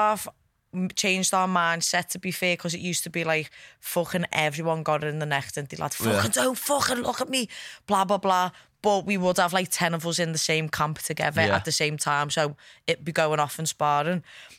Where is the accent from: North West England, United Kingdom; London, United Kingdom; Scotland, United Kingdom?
North West England, United Kingdom; Norris Green; Well, all of our families from Norris Green, to be fair, in Kirby